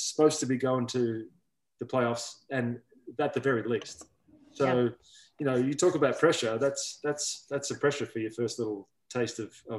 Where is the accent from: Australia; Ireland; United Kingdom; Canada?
Australia; I'm Australian.